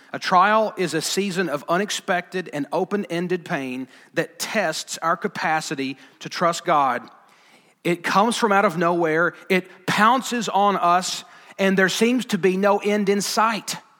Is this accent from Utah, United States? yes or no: no; Alabama, United States; I'm from Alabama.